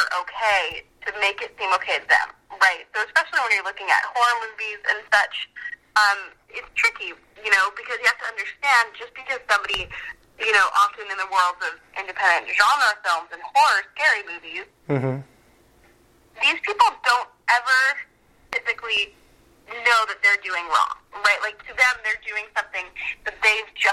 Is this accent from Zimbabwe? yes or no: no; Owen Sound, Ontario, Canada; now in Los Angeles, United States; I grew up in Owen Sound, Ontario